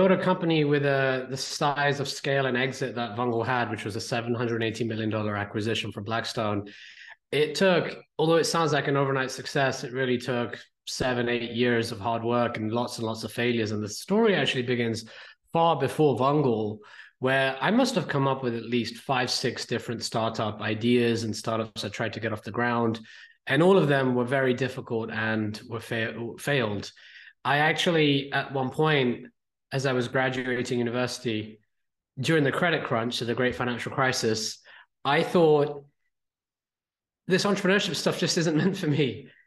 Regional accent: India; now in United Kingdom; me, I'm an Indian kid living in the UK.

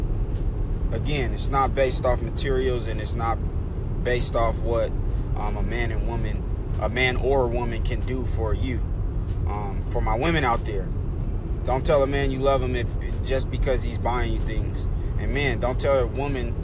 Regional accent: Oakland, California, United States; I was born and raised in Oakland, California. I'm a Bay Area kid

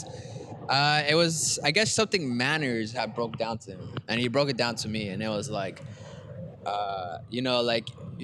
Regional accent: Brawley, California, United States; I'm from Brawley.

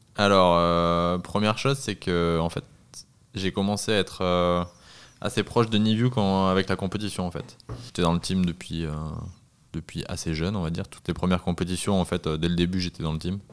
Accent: Southern Alps, near the Ubaye valley, Provence-Alpes-Côte d'Azur, France; also born or lived in Annecy; j'ai 27 ans, je viens des Alpes du Sud près de la vallée du Dubaï

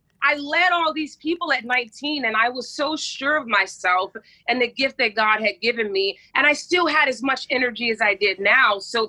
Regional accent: Pensacola, Florida, United States; Pensacola, Florida. I'm a beach girl.

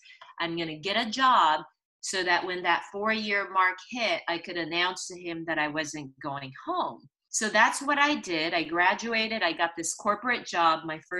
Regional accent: Santa Monica, California, United States; born there; But anyway, I was born in Santa Monica because my parents, during the Red Scare and in the 60s, they were Chinese immigrants.

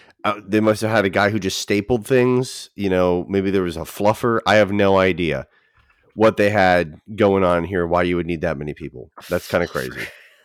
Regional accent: Canada; You just don't like that because I'm Canadian.

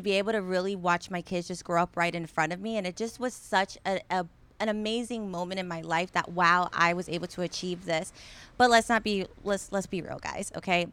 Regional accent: Tampa Bay area, Florida, United States; born and raised in the Tampa Bay area

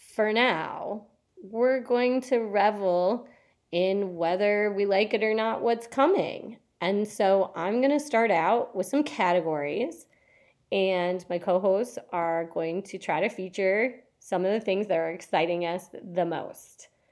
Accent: Au Sable River, Michigan, United States; I grew up canoeing on the Osaba River in Michigan

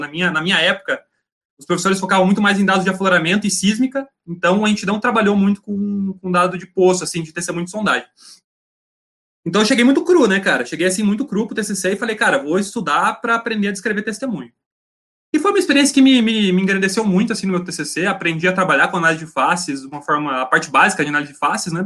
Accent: Laranjeiras do Sul, Paraná, Brazil; nesse momento eu estou em Laranjeiras do Sul, no interior do Paraná, na cidade onde eu, onde eu nasci

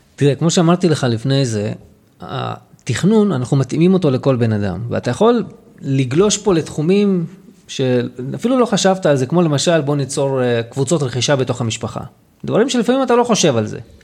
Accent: Lod, Central District, Israel; also born or lived in Jaffa / Petah Tikva / Hod HaSharon / Ramat HaSharon; now in Afula, Israel; אני בא ממקור בלוד, זה המקור שלי

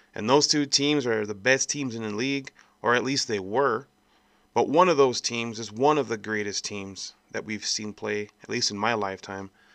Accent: El Paso, Texas, United States; I was born here in El Paso, Texas, back in nineteen eighty-nine. And I've been here my whole life

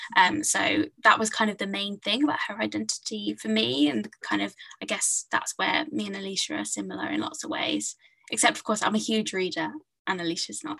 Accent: Hertfordshire, East of England, United Kingdom; I grew up in Hertfordshire, so kind of north of London

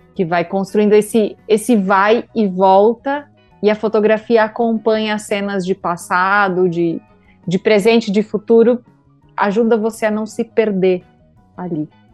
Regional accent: Brazil; Enquanto brasileiro

